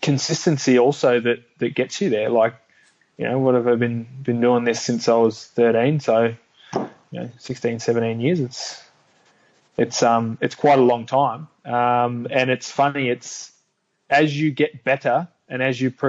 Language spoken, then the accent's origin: English; Melbourne, Victoria, Australia; my hometown in Melbourne